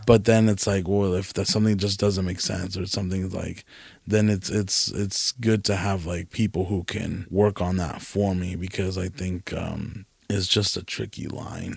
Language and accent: English; California, United States; moved away; also born or lived in Nevada; I'm from California.